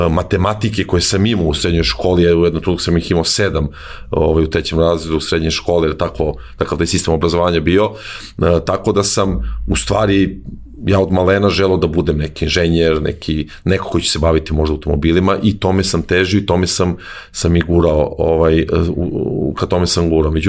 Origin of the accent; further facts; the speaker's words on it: Zaječar, Zaječar District, Serbia; moved away as an adult; also born or lived in Belgrade / Greece; rođen u Zaječaru, ja sam tamo igrao odbojku u jednom malom gradskom klubu koji se zove Timok.